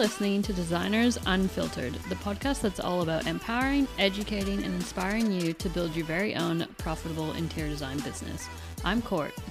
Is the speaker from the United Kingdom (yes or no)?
no; Canada; now in Australia; I'm from Canada